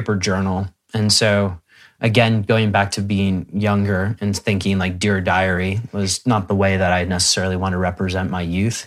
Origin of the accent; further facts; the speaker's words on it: Midwest, United States; I grew up in the Midwest in the United States